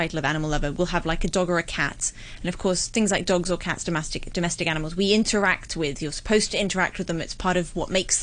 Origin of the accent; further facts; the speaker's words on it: New Zealand; now in Hong Kong; I'm from New Zealand